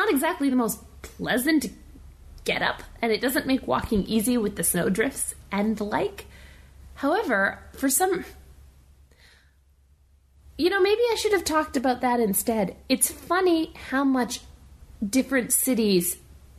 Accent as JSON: {"language": "English", "country": "Canada", "first_language": "English", "lives_now": "Montreal, Canada", "said": "I'm English. Well, Canadian English."}